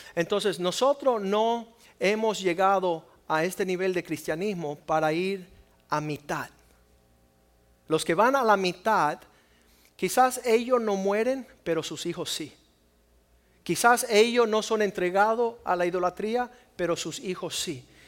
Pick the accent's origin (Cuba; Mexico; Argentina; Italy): Cuba; soy cubano